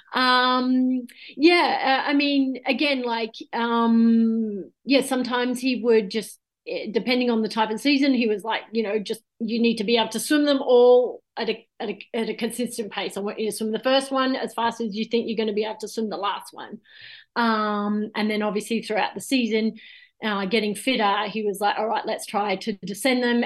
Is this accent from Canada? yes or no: no; Gold Coast, Queensland, Australia; I was born on the Gold Coast